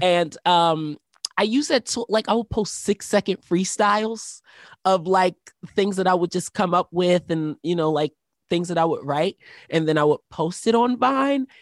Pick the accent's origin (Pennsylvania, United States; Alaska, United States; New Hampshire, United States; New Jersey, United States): Pennsylvania, United States; Philadelphia; moved away; I was born in Philadelphia, Pennsylvania